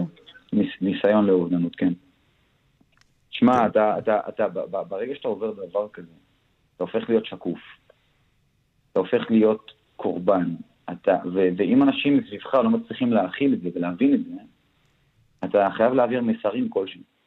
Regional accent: Daliyat al-Karmel, Haifa District, Israel; אני מדלת אל כרמל

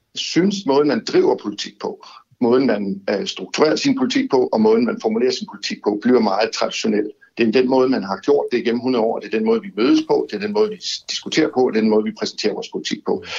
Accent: Odense, Southern Denmark, Denmark; vi er jo odenseaner, og vi er fynbord

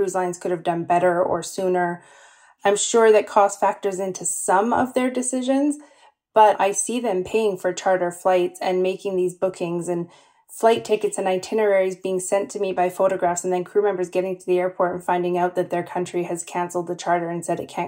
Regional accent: Canada; I'm from Canada

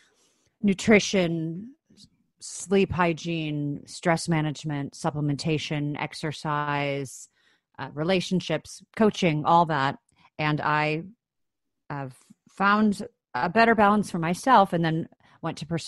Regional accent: Chicago, Illinois, United States; moved away; I grew up in Chicago, Illinois, in the States

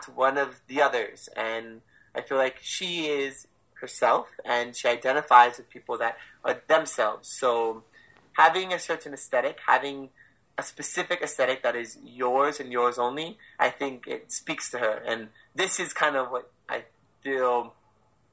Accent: Hawaii, United States; it's my hometown

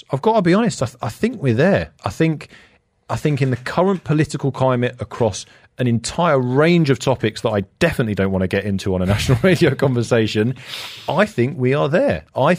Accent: London, United Kingdom; born or raised there

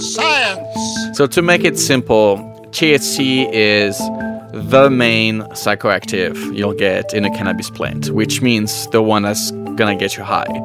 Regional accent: France; moved away as an adult; now in Canada; born and raised in France and I migrated to Canada about 13 years ago.

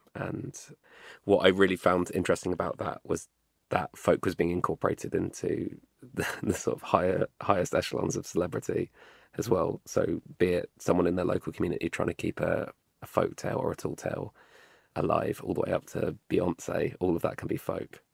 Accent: London, United Kingdom; me as a Londoner

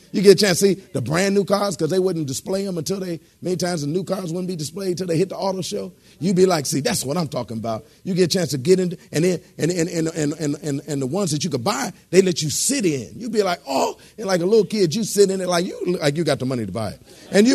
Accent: Detroit, Michigan, United States; moved away; I come from Detroit originally, praise God, the Motor City, praise God, hallelujah, which, amen, east side of it, amen. I came from the Motor City

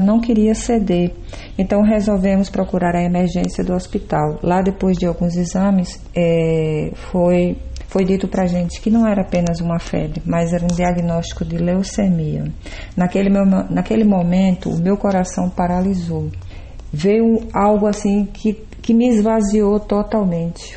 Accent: Paraíba, Brazil; also born or lived in Araguaína, Tocantins; now in Tocantins, Brazil; Sou paraibana, psicóloga e atualmente moro no Tocantins.

